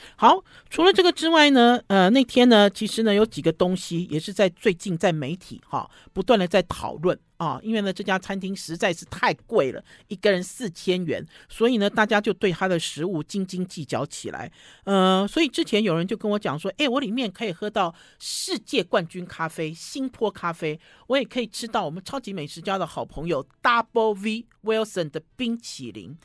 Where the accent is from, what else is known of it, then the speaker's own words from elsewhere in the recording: Taiwan; 我们台湾人自己做的果酱